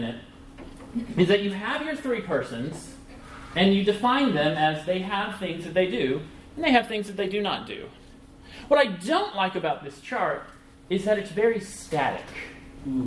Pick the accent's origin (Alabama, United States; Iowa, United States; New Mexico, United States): Alabama, United States; I'm from the South. I'm from Alabama